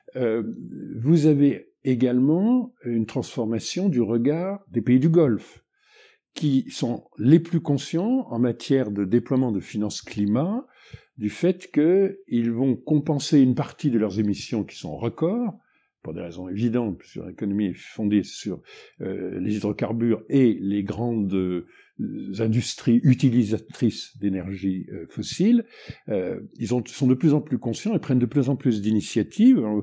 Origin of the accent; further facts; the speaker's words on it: Benin; chez, chez nous, au Bénin